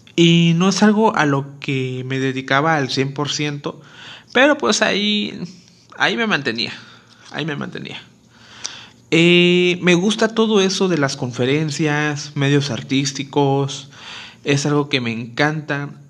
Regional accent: Acapulco, Guerrero, Mexico; originario de Acapulco, Guerrero

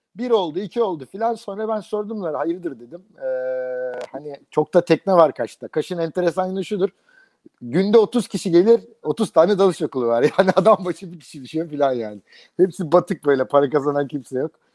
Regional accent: Izmir, Turkey; moved away as an adult

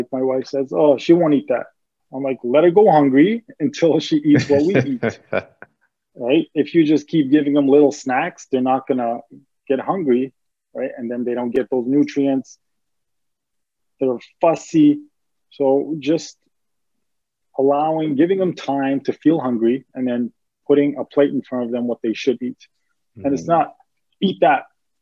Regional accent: Greece; moved away; growing up in Greece, we were very poor.

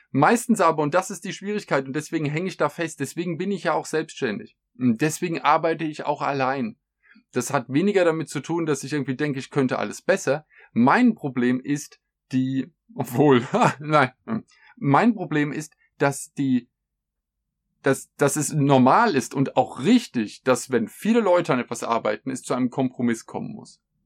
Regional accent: Germany; bei uns in Deutschland

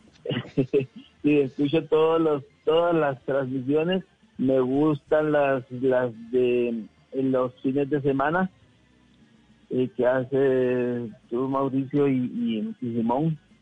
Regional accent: Honduras; now in Bogotá, Colombia; Yo soy de Honduras

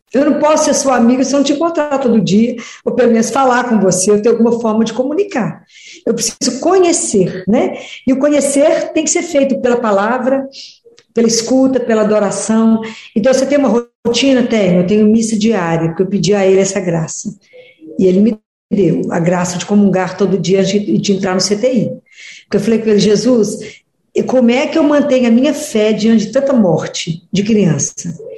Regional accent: Oliveira, Minas Gerais, Brazil; moved away as an adult; now in Belo Horizonte, Brazil; Eu sou de, da cidade de Oliveira, Minas Gerais

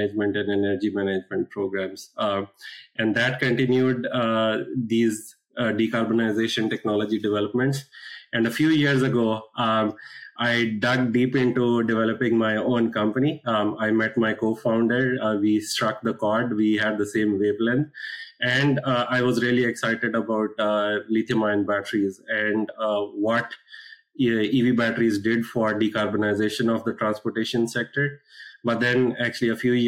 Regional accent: India; moved away as an adult; now in United States; I was born and brought up in India.

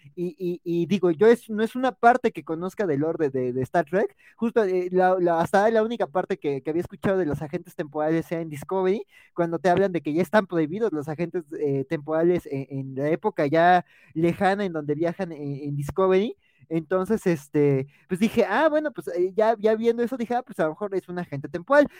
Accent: Mexico

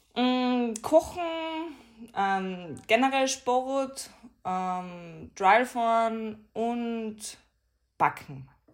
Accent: Tyrol, Austria; ich bin stolz drauf, da wo ich wohne, da wo ich herkomme

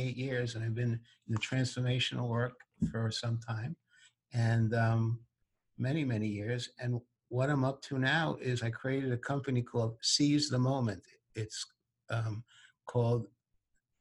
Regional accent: New York City, New York, United States; I grew up in New York City

